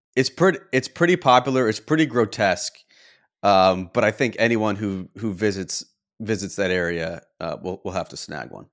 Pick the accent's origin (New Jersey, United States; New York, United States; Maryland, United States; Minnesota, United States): New York, United States; Canandaigua; now in Nocatee, United States; I grew up in Canandaigua, uh, which is one of the Finger Lakes about thirty minutes south of Oak Hill